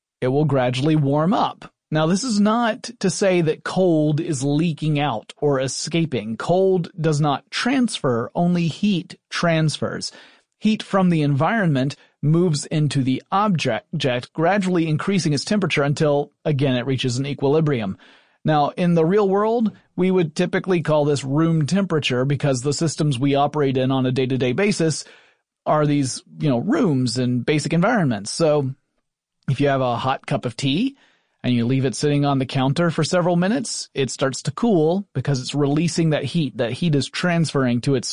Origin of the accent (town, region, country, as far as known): Atlanta, Georgia, United States; born or raised there